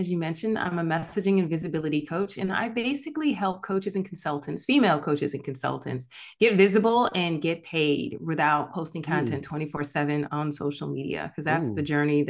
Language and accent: English; Jamaica; born there; I have a Jamaican background. I was born in Jamaica, West Indies.